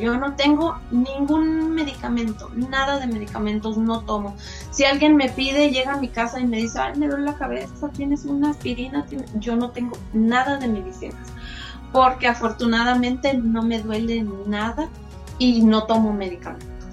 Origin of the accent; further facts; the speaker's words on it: Chiapas, Mexico; moved away as an adult; now in Ciudad Juárez, Mexico; yo soy de Chiapas y radico ya desde hace como 32 años aquí en Ciudad Juárez